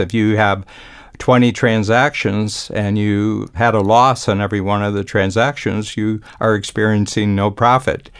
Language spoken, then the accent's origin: English; Ohio, United States; moved away; I grew up in a small town in Ohio